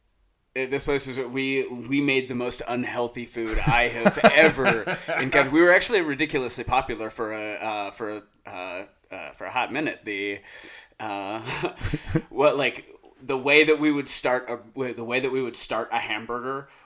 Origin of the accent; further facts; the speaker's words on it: Lewiston, Idaho, United States; I'm from Lewiston, Idaho, northern Idaho.